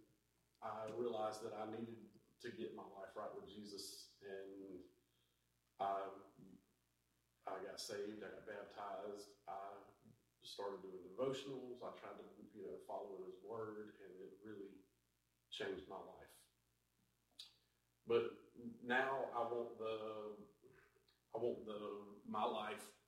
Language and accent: English; Dublin, United States; also born or lived in Louisiana; I've lived in Dublin for the better part of 34 years of my life. I grew up in a church here with my family